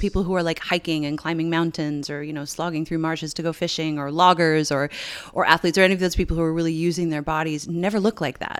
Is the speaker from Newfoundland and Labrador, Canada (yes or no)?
yes; Newfoundland and Labrador, Canada; moved away; I grew up in Newfoundland